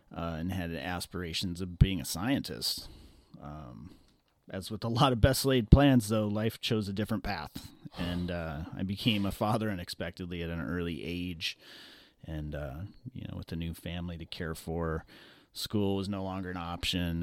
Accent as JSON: {"language": "English", "town": "Los Angeles", "region": "California", "country": "United States", "tie": "born or raised there", "said": "growing up in Los Angeles"}